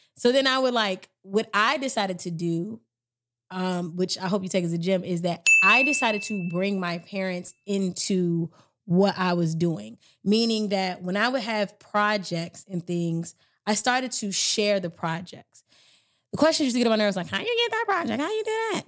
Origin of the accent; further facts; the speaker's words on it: Maryland, United States; I'm from Maryland